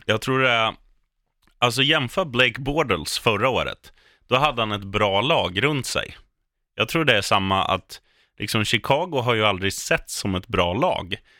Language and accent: Swedish; Eskilstuna, Södermanland, Sweden; moved away; jag är från Etuna